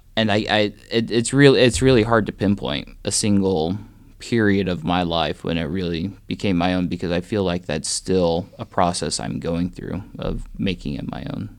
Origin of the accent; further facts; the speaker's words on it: Lakin, Kansas, United States; also born or lived in Great Bend, Kansas; now in Atchison, United States; I grew up in a little town southwest Kansas called Lakin